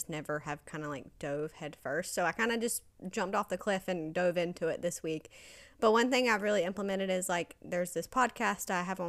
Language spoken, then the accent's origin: English; Georgia, United States; moved away as an adult; now in Los Angeles, United States; I am also from Georgia